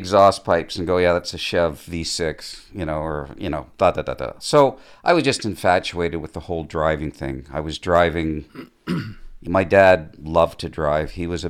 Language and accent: English; Mississauga, Ontario, Canada; I grew up in Mississauga, a little area called Lorne Park.